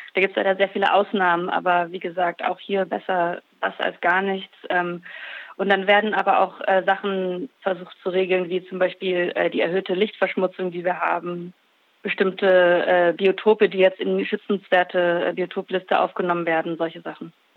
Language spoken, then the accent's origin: German; Germany; bei uns in Deutschland